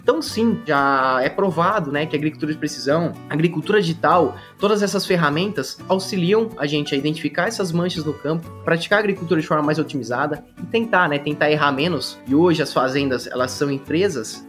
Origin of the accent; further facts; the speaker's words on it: Piracicaba, São Paulo, Brazil; Nasci aqui em Piracicaba, então conhecia todas as salas, conhecia todos os departamentos da Exalc.